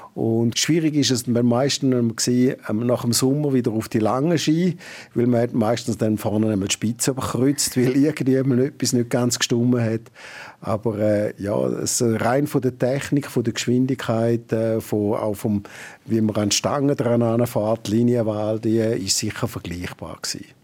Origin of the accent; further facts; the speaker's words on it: Toggenburg, St. Gallen, Switzerland; also born or lived in New Zealand; now in Arosa, Switzerland; ich bin ja ursprünglich aus dem Tackenburg, bin dort auch aufgewachsen